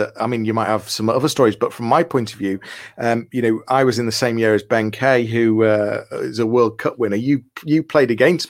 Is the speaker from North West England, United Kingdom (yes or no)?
yes; Liverpool, North West England, United Kingdom; moved away as an adult; now in Leeds, United Kingdom; We're both from Liverpool. We went to schools that were on the same road opposite each other. We're then three roads away from each other now in Leeds.